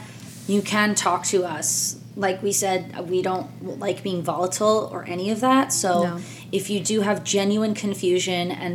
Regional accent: New Jersey, United States; I'm from Jersey

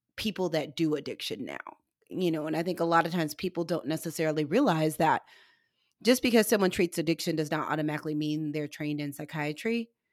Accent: Missouri, United States; where I'm from is, like, in the middle of the meth capital in the Midwest. I'm from Missouri.

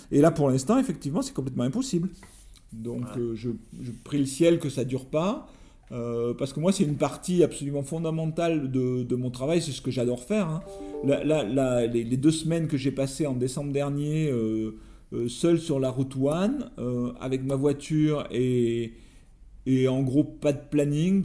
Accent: France; je suis écrivain, je viens de France

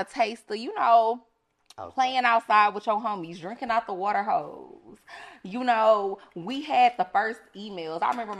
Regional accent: Houston, Texas, United States; moved away as an adult; now in Atlanta, United States; We from Texas. I'm from Houston.

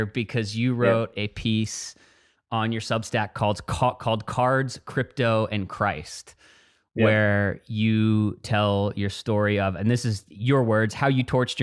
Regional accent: Dallas, Texas, United States; I grew up in Dallas, Texas

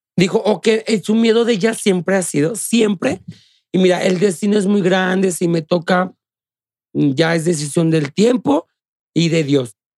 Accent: Guanajuato, Mexico; born or raised there

